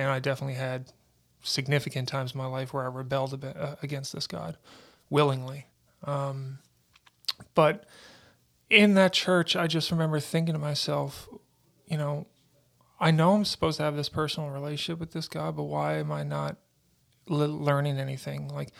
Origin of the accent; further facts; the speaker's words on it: St. John's, Newfoundland and Labrador, Canada; also born or lived in Stephenville; I'm from Stephenville is where I was born. I was adopted, so I've grown up in St. John's, Newfoundland. So St. John's is my home.